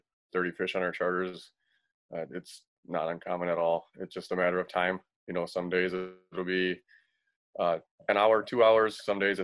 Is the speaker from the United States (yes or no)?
yes; Racine, Wisconsin, United States; now in Chicago, United States; I was born and raised in Racine. I live in Chicago now.